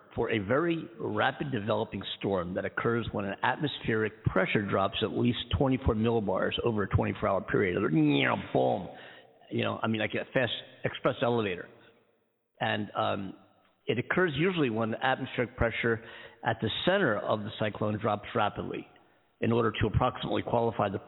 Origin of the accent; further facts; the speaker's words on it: Philadelphia, Pennsylvania, United States; moved away as an adult; also born or lived in Daytona Beach, Florida; now in Southern California, United States; I'm from the East Coast, from Philadelphia originally. Born and raised, East Coast kid.